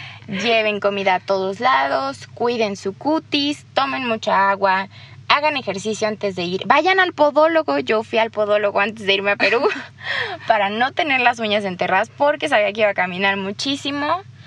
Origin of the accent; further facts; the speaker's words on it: Mexico; yo soy de México